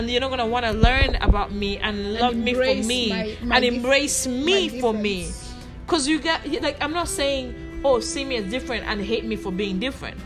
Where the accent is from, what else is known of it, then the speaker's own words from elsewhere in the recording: Canada; I happen to be Canadian. So for some reason, I am Rwandan Canadian